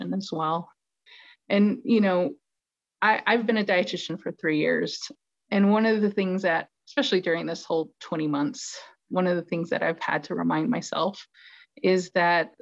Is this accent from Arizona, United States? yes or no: yes; Chinle, Arizona, United States; I'm from the community. I'm from Chinle, which is the heart of the Navajo Nation